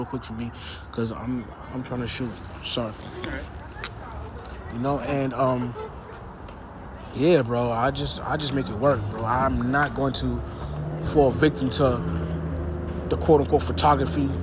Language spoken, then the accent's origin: English; New York City, New York, United States; I'm from New York City, man